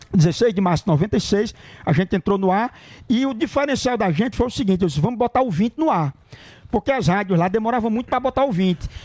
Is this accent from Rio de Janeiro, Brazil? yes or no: no; Cachoeira do Sapo, Rio Grande do Norte, Brazil; now in São Paulo, Brazil; Eu sou de Cachoeira do Sapo, fica no Rio Grande do Norte, a minha cidade